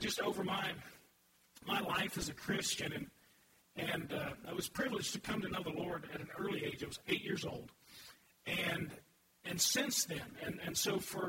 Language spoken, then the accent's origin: English; United States; I'm an American. God simply blessed me with the opportunity to grow up in this country